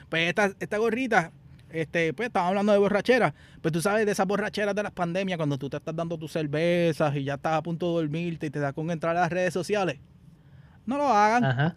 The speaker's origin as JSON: {"language": "Spanish", "country": "Puerto Rico", "moved": "yes", "lives_now": "United States", "said": "Nosotros como puertorriqueños"}